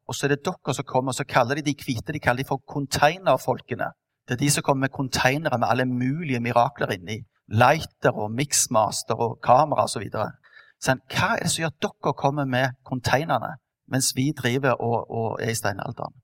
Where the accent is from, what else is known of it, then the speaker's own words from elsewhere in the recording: Stavanger, Rogaland, Norway; vant med fra oppveksten på Madla